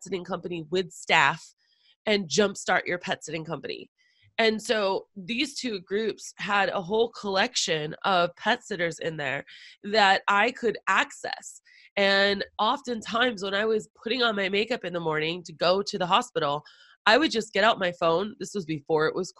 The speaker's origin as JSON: {"language": "English", "town": "Boston", "region": "Massachusetts", "country": "United States", "moved": "yes", "said": "I'm originally from Boston. So going back to the homeland in a way"}